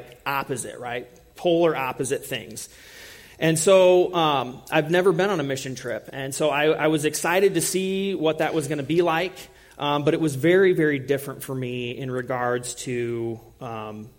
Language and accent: English; United States; being from a different culture and being the American